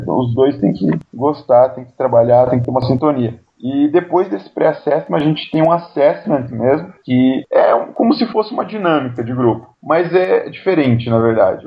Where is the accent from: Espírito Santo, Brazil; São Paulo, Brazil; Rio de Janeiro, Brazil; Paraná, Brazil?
Paraná, Brazil; Ubiratã; also born or lived in Curitiba; Eu sou nascido em Ubiratã, uma pequena cidadezinha do interior do Paraná, e eu me mudei para Curitiba para fazer o segundo grau